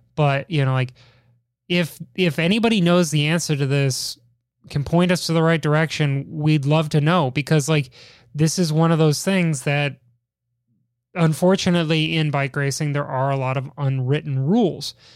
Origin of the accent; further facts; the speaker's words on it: Chicago, Illinois, United States; my hometown of Chicago